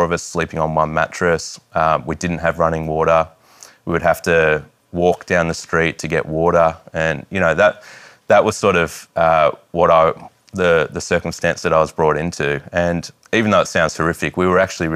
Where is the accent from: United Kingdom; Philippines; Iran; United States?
Iran; now in Australia; I was born in Iran in a time where Iran was at war with Iraq. And I was born in 1985.